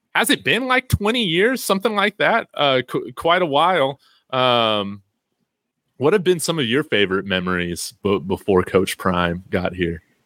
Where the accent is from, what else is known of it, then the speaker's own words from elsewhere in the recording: Chicago, Illinois, United States; I was raised in Illinois, the Chicagoland area, but uh, my dad's from Fort Morgan out in East Colorado